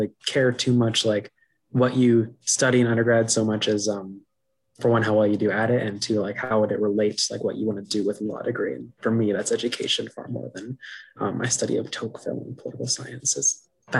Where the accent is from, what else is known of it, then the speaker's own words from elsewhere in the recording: Brainerd, Minnesota, United States; I'm a senior poli sci major from Northern Minnesota, the town of Brainerd